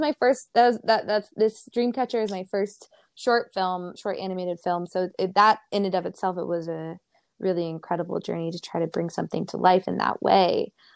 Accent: Ohio, United States; now in California, United States; growing up in Ohio

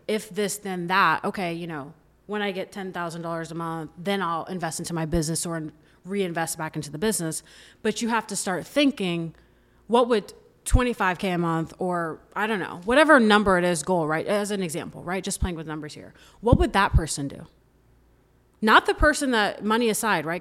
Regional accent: Orlando, Florida, United States; So I'm from Orlando, grew up there, went there

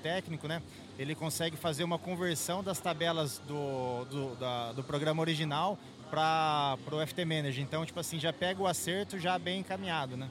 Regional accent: Marília, São Paulo, Brazil; eu sou de Marília, né, interior de São Paulo

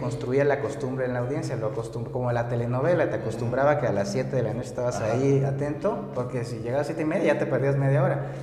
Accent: Oaxaca, Mexico; soy de aquí de Oaxaca, de aquí de la, capital oaxaqueña, estudié ciencias

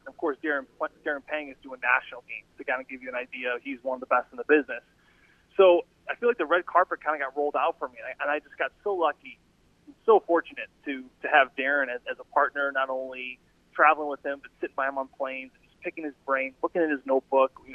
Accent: St. Louis, Missouri, United States; I grew up in St. Louis

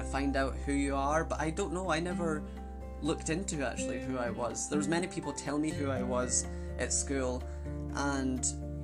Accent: Arbroath, Scotland, United Kingdom; also born or lived in Adelaide, Australia / Carnoustie, Scotland; I moved from Adelaide to Arbroath, Scotland. So I kind of grew up in Arbroath and Coonassie, which is obviously, the county is called Angus, so yeah, that's just where I was obviously brought up.

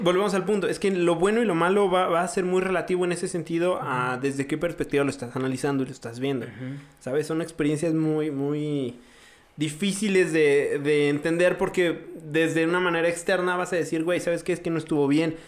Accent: Mexico

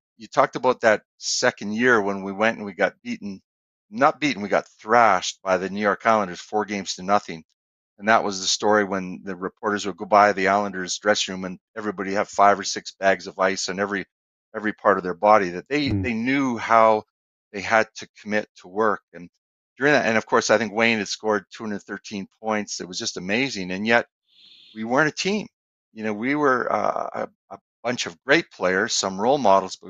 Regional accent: Edmonton, Alberta, Canada; the people I grew up with in Edmonton my whole life

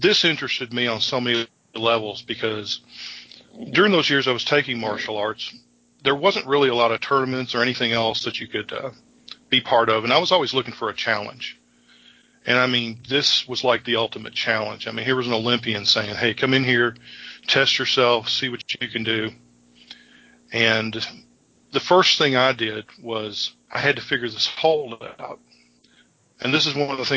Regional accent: Frankfort, Kentucky, United States; I was born in Frankfort, Kentucky.

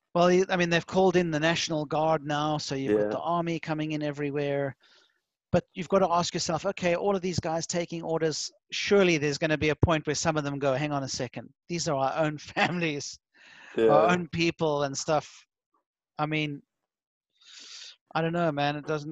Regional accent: Finland; And you've brought the home fire of Finland and my hometown to the fore. So I'm very proud and happy about that.

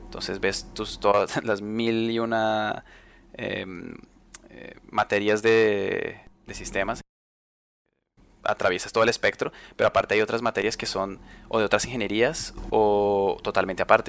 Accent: Colombia; now in Spain; aquí en España, que es donde conozco además de donde, de donde soy, que es Colombia

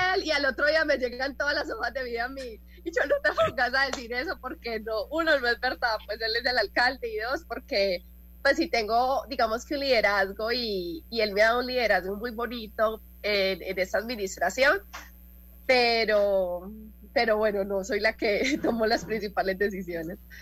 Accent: Medellín, Antioquia, Colombia; los que crecimos en Medellín, crecimos viendo los alumbrados sobre el río

